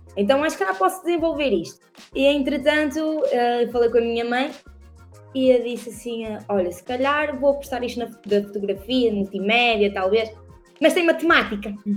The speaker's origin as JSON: {"language": "Portuguese", "town": "Perafita", "region": "Norte", "country": "Portugal", "tie": "born or raised there", "also_born_or_lived": "Custóias", "accent": "northern", "said": "eu sou do Porto, daqui, mais, mais precisamente de Purafita, num bairro humilde, nascida e criada"}